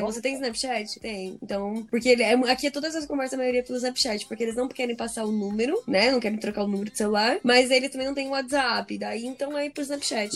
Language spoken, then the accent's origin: Portuguese; Brazil; now in United States